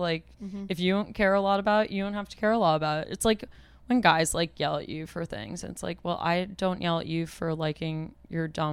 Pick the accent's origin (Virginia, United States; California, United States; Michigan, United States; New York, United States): New York, United States; New York City; I'm an only child and I grew up in New York City